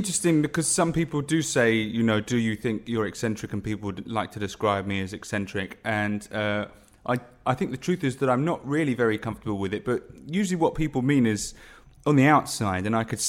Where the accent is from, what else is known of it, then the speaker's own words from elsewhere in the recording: Guildford, South East England, United Kingdom; I grew up in the home counties in Leafy Guildford.